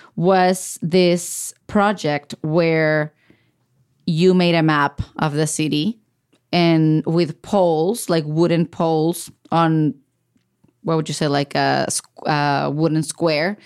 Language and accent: English; Baja California, Mexico; moved away as an adult; now in United States; I'm from Baja California, which is a border state with the U S